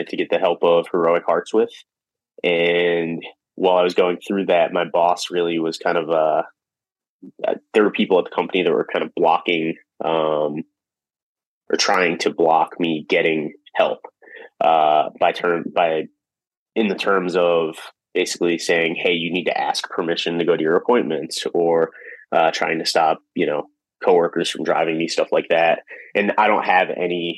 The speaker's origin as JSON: {"language": "English", "town": "Philadelphia", "region": "Pennsylvania", "country": "United States", "also_born_or_lived": "Orlando, Florida", "moved": "as an adult", "lives_now": "Philadelphia, United States", "said": "I'm from Philly, but and I'm proud to be from Philly"}